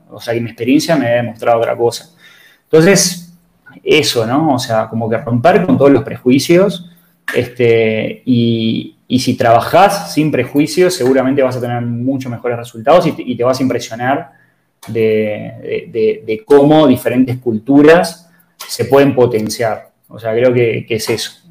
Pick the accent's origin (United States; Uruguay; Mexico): Uruguay; yo soy uruguayo, este, me crié en Uruguay, eh, tengo determinado mindset uruguayo